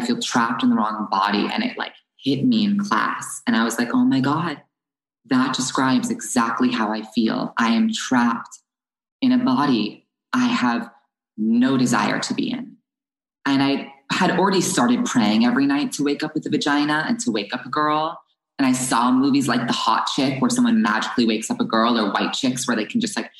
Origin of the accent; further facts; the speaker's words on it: New Jersey, United States; also born or lived in Los Angeles; I moved from Los Angeles to New Jersey in the second grade